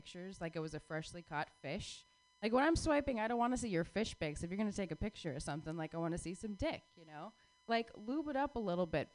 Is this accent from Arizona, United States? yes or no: yes; Phoenix, Arizona, United States; I was born and raised in Phoenix, Arizona